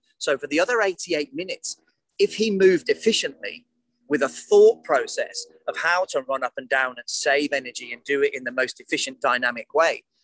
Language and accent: English; United Kingdom; I'm British